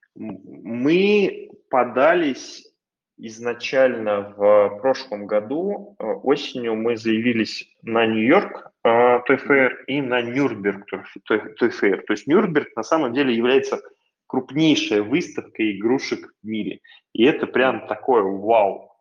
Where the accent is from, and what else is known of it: Russia; also born or lived in California, United States